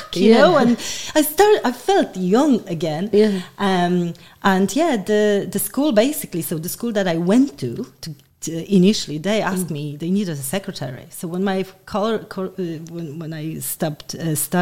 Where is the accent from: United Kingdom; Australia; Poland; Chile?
Poland; moved away as an adult; now in Ireland; I come from Poland. And I moved to Ireland in 2001, so very long time ago.